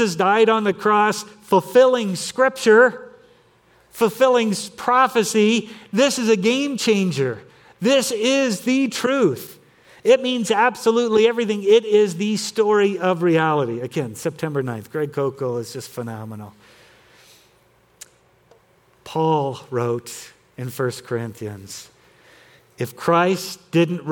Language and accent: English; Torrance, California, United States; where I grew up in Torrance, California